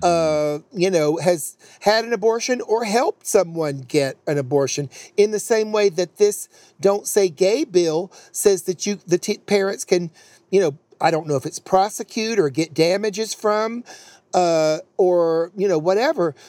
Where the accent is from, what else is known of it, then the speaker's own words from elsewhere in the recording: North Carolina, United States; I'm from North Carolina, born there.